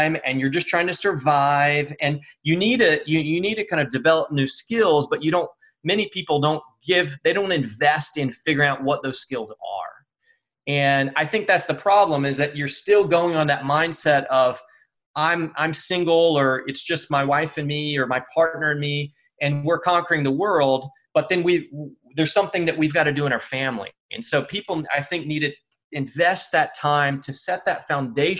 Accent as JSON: {"language": "English", "country": "United States", "said": "I'm American"}